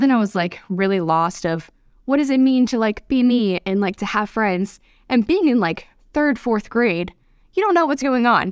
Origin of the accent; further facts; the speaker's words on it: north of Atlanta, Georgia, United States; also born or lived in Pennsylvania; I left Pennsylvania when I was three, so I have mainly grown up in Georgia, about forty-five minutes north of Atlanta